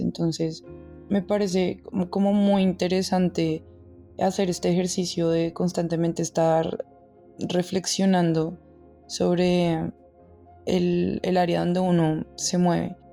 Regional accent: Colombia; moved away; nosotros como colombianos

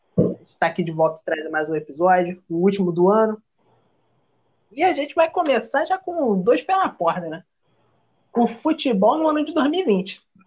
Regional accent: Brazil; a gente mora no país do futebol

